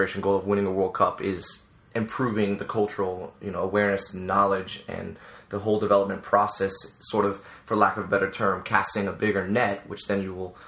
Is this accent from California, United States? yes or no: no; Northern Virginia, United States; I grew up in Northern Virginia, just outside of Washington, D.C.